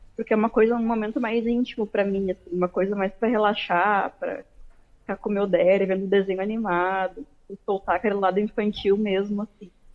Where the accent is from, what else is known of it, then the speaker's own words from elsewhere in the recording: Porto Alegre, Rio Grande do Sul, Brazil; Sou de Porto Alegre, Rio Grande do Sul